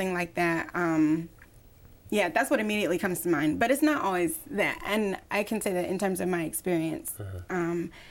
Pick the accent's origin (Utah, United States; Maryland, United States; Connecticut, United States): Maryland, United States; Bowie; I am from Maryland, Bowie